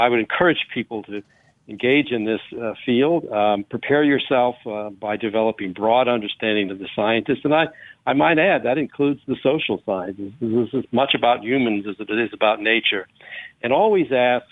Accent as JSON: {"language": "English", "town": "New Orleans", "region": "Louisiana", "country": "United States", "tie": "born or raised there", "moved": "yes", "lives_now": "Maryland, United States", "said": "I was born and raised in Bywater, St. Claude area"}